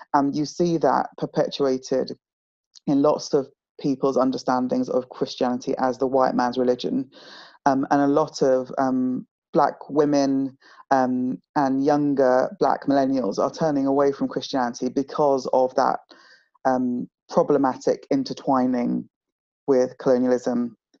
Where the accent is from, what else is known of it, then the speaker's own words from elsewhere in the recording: South East England, United Kingdom; also born or lived in Nigeria / Kent / Hertfordshire / London; as a family of five Nigerians um, living in the home counties, so Kent, um, Hertfordshire, uh, and in and around London suburbs